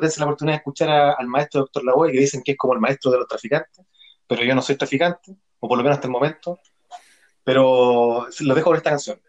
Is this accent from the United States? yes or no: no; Chile; somos cagüineros los chilenos